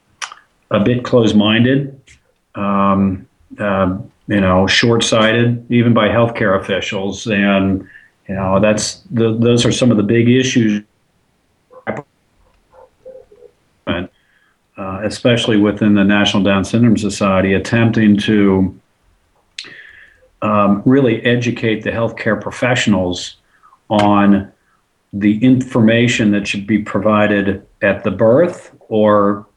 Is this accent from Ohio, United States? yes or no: yes; Cincinnati, Ohio, United States; I am from Cincinnati, Ohio